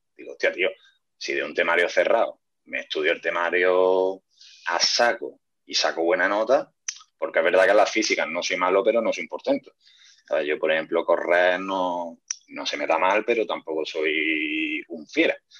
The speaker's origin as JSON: {"language": "Spanish", "town": "Córdoba", "region": "Andalusia", "country": "Spain", "tie": "born or raised there", "said": "Todos los que somos de aquí de Córdoba capital"}